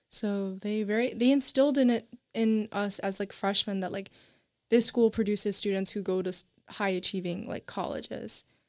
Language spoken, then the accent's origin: English; Nashville, Tennessee, United States; first language English; I'm from Nashville, Tennessee